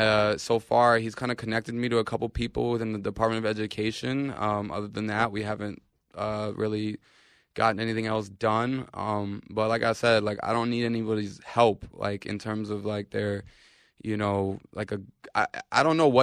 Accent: New York, United States; We're from New York. You know, we know who needs the help

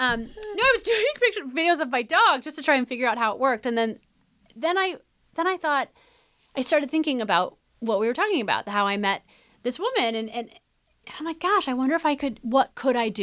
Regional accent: Midwest, United States; growing up in the Midwest

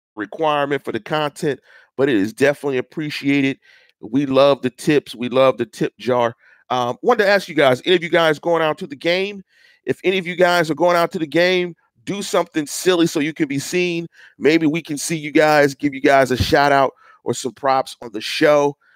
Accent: Pittsburgh, Pennsylvania, United States; I'm from Pittsburgh and I'm from the North Side, and I actually am from a neighborhood that's probably a seven minute to 10 minute walk from Heinz Field

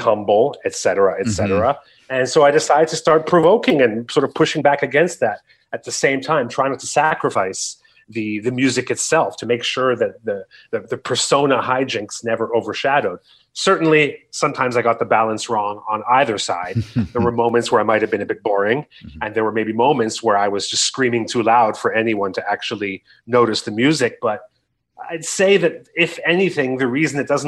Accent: Canada

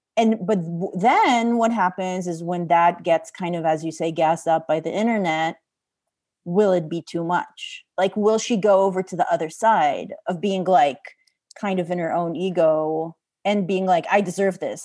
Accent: Israel; I'm from Israel

